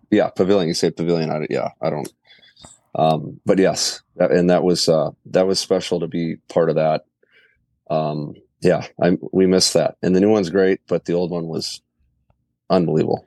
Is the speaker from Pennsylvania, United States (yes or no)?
no; Richfield, Minnesota, United States; also born or lived in Inver Grove Heights, Minnesota; I grew up in Ridgefield